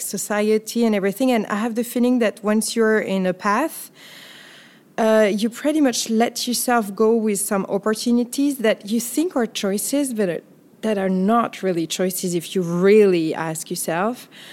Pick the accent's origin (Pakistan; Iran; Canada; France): France; accent: French; English is a second language; also born or lived in Paris / New York City; listeners will hear my accent. So I'm French